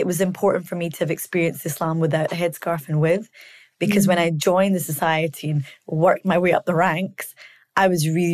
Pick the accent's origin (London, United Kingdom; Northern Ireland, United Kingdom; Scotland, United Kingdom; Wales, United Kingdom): Scotland, United Kingdom; I grew up in Scotland.